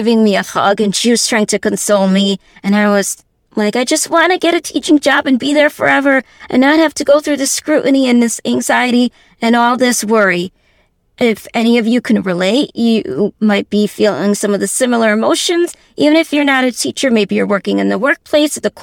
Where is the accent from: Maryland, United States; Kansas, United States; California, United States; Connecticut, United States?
Connecticut, United States; I was born here in Connecticut, and so I've lived all my life in Connecticut